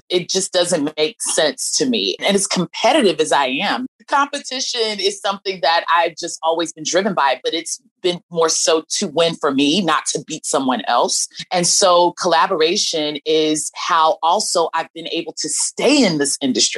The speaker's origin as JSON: {"language": "English", "town": "Dallas", "region": "Texas", "country": "United States", "tie": "born or raised there", "moved": "yes", "said": "I'm from Dallas, Texas originally."}